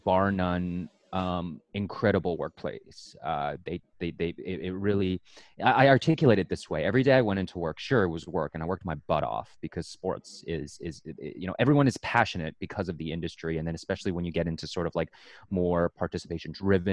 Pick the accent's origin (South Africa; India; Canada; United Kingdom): Canada; also born or lived in Oregon; I'm Canadian after all